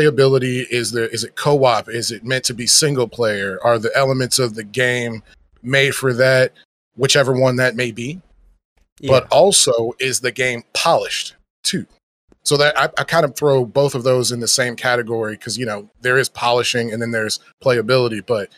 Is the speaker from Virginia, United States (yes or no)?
yes; Virginia, United States; I come from Virginia, the state of Virginia. So I represent the DMV, aka Washington, D.C., Maryland, Virginia as well.